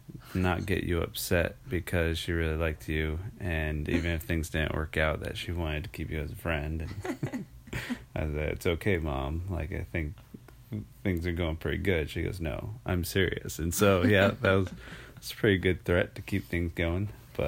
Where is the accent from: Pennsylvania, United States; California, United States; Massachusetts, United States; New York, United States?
Massachusetts, United States; Boston; also born or lived in Gainesville; I was born in Gainesville, Florida. That's right. Go Gators. And then quickly after that, I think it was like 6 weeks later, something like that, moved up to Boston, Massachusetts.